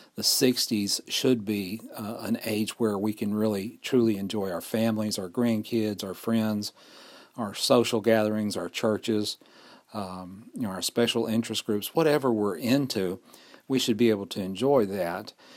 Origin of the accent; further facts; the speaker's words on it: Fort Payne, Alabama, United States; recording here in Fort Payne, Alabama, my hometown